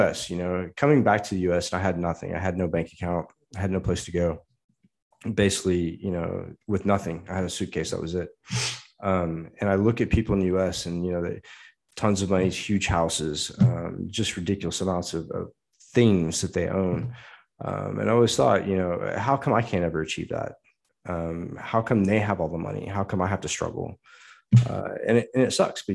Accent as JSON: {"language": "English", "country": "United States", "said": "as an American"}